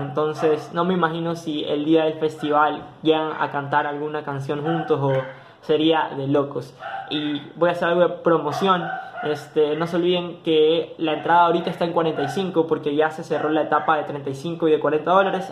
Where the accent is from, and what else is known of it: Ecuador